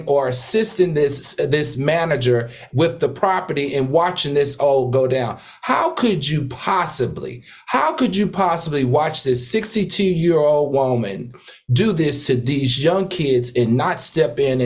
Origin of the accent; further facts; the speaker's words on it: Horsepasture, Virginia, United States; where I grew up from in Horse Pasture, Virginia